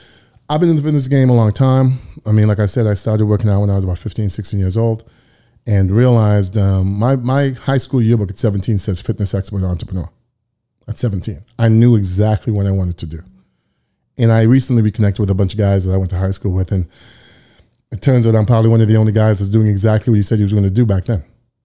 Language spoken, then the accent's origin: English; Toronto, Ontario, Canada; And just for the record, I am from Toronto, so I'm not an American.